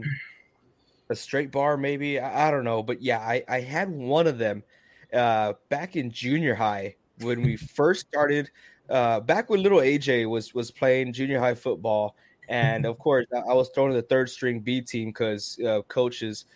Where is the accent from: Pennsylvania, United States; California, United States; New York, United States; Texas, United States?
Texas, United States; San Antonio; also born or lived in Lafayette; I'm from San Antonio